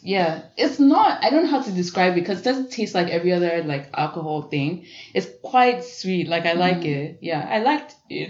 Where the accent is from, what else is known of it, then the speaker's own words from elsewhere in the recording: Ijebu, Ogun State, Nigeria; I'm from Ijebu, so we'd go with all our extended family, my grandpa, grandma, aunties, uncles, cousins.